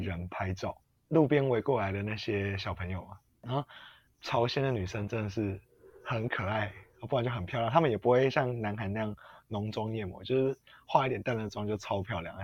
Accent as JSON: {"language": "Chinese", "country": "Taiwan", "said": "我们台湾当兵大概是怎样啊？四个月。"}